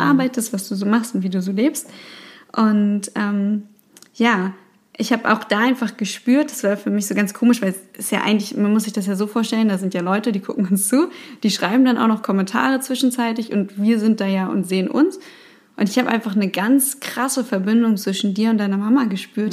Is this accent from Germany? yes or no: yes; Hamburg, Germany; Ich bin ja hier in Hamburg geboren und aufgewachsen